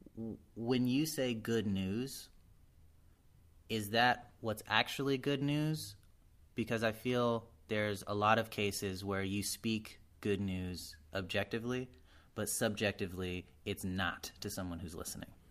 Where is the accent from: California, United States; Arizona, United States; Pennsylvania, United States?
Arizona, United States; I'm from Arizona, we're allowed to have basements